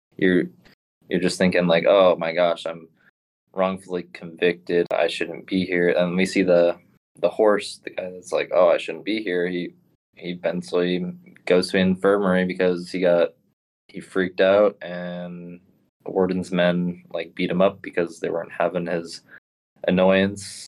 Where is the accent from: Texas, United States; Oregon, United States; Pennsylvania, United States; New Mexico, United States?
Oregon, United States; Portland; I'm actually from Portland, Oregon